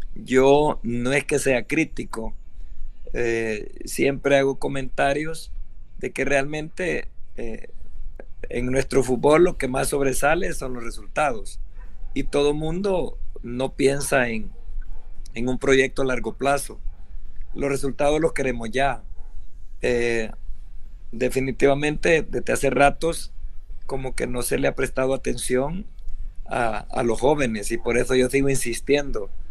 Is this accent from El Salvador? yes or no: yes; El Salvador; aquí en nuestro país